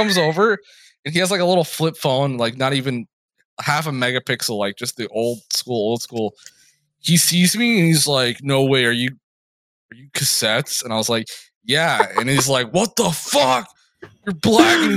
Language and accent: English; Burnsville, Minnesota, United States; I'm from Burnsville.